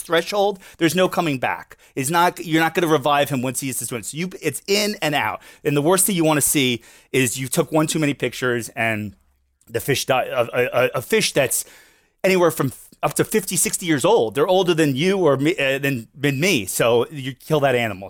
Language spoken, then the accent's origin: English; Fort Lauderdale, Florida, United States; Born and raised here in my, uh, South Florida, Fort Lauderdale